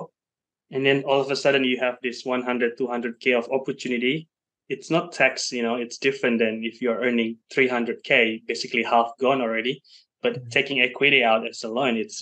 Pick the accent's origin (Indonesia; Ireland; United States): Indonesia; now in Sydney, Australia; I'm from Indonesia originally